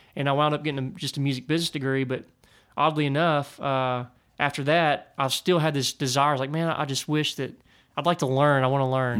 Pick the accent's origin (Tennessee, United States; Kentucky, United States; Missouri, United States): Tennessee, United States; near Nashville; I grew up near Nashville